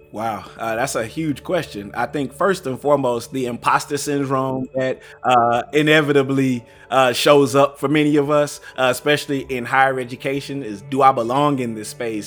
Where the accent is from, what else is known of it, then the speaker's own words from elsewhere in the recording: Tyler, Texas, United States; I grew up in East Texas. Uh, shout out to Tyler